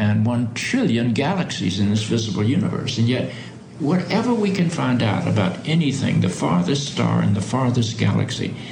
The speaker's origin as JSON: {"language": "English", "region": "the South", "country": "United States", "tie": "born or raised there", "said": "When I grew up in the South, I grew up in an evangelical Episcopal church"}